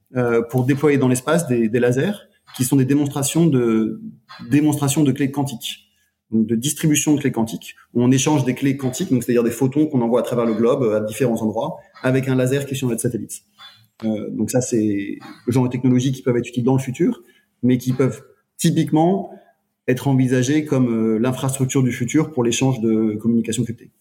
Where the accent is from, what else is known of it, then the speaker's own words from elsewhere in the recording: France; moved away; je suis français